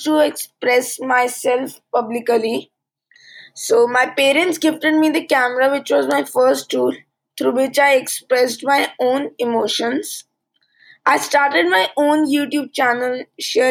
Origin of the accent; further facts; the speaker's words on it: India; from India. I am 15 years old. I study in Alcon International School, India